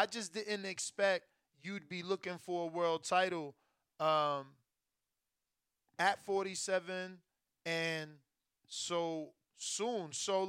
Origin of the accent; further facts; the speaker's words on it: New Jersey, United States; I'm from Jersey